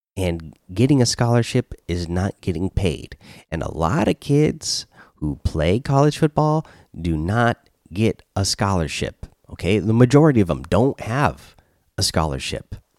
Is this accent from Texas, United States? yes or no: no; Washington, United States; here in my home state and in Olympia